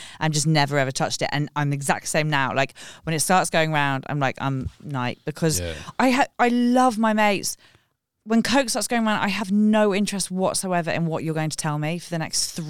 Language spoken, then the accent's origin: English; London, United Kingdom; I grew up in West London.